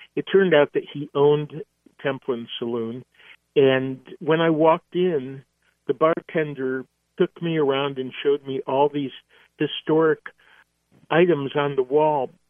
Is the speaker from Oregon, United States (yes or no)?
no; Seattle, Washington, United States; did go to the Moore Theater in Seattle, my hometown